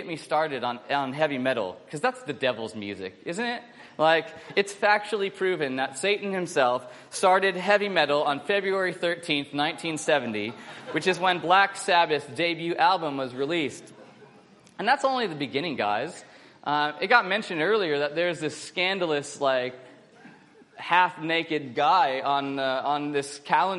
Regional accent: United States; now in Australia; I'm an American

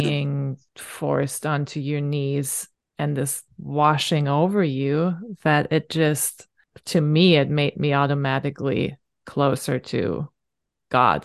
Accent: Northern Germany, Germany; first language German; English is a second language; moved away; I'm from, I'm from the north

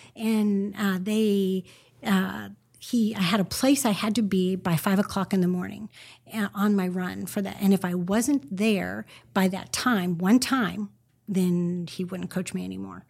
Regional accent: Northern California, United States; I grew up in Northern California

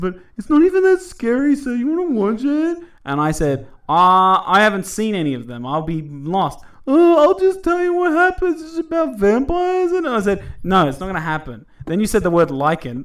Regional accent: Australia; I'm an Aussie.

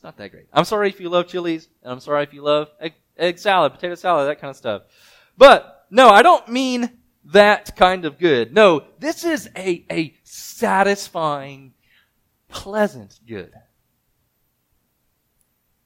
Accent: Mississippi, United States; moved away; I'm from Mississippi, so I didn't get a lot of snow

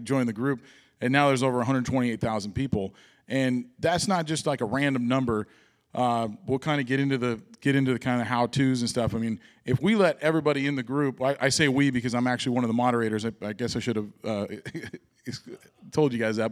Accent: Washington, United States; I was born in Washington

